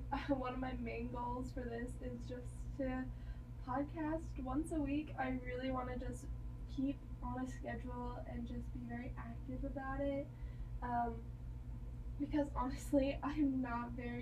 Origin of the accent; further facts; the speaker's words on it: near Texas Tech, United States; also born or lived in Kansas; I am transferring back to a college closer to my hometown. I'm going to Texas Tech in the fall